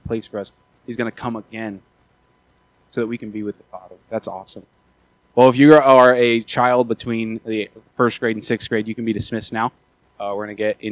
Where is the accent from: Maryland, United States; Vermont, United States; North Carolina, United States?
Maryland, United States; moved away; I'm from Maryland originally